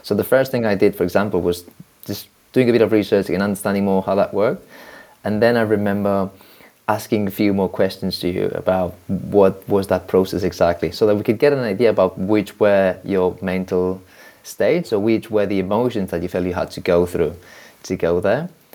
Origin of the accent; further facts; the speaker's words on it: Barcelona, Catalonia, Spain; I'm from Barcelona